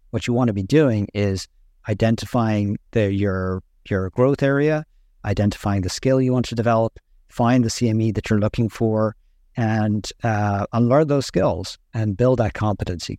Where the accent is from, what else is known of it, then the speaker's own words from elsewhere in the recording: Ireland; moved away as an adult; also born or lived in Boston; I grew up and trained in Ireland